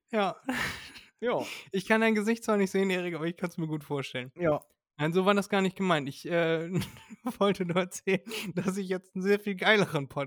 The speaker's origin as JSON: {"language": "German", "town": "Elmshorn", "region": "Schleswig-Holstein", "country": "Germany", "said": "wissen viele gar nicht, wir kommen aus Norddeutschland"}